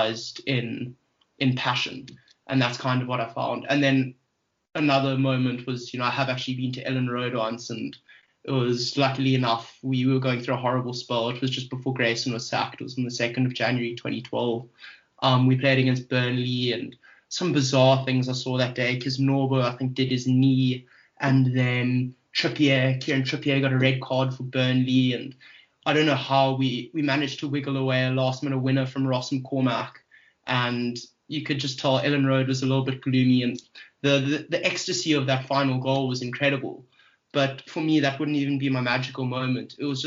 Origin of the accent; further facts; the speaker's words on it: South Africa; being South African